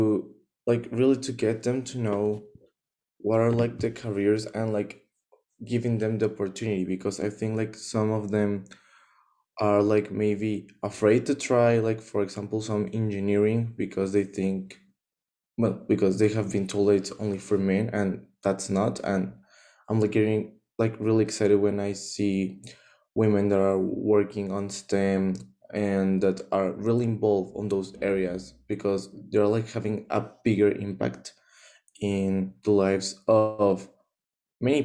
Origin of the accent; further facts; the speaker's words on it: Mexico; I'm from Mexico